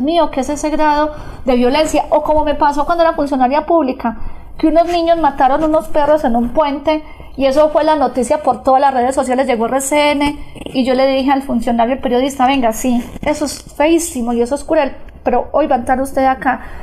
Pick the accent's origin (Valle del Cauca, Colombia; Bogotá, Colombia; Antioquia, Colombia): Antioquia, Colombia; Granada; de nuestra Antioquia, de nuestra Granada, de nuestro oriente antioqueño